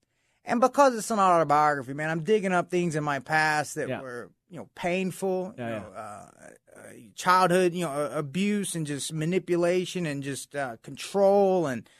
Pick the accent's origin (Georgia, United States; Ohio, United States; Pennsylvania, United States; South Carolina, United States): Georgia, United States; Atlanta; Yeah, I grew up in near Atlanta, Georgia.